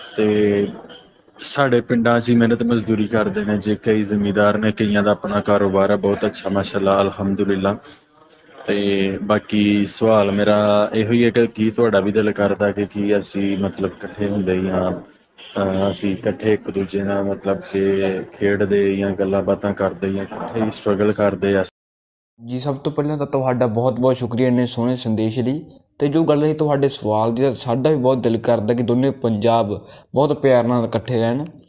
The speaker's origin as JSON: {"language": "Punjabi", "town": "Narowal", "region": "Punjab", "country": "Pakistan", "tie": "born or raised there", "said": "ਨਾਰਵਾਲ ਤੋਂ ਬੋਲਦਾ"}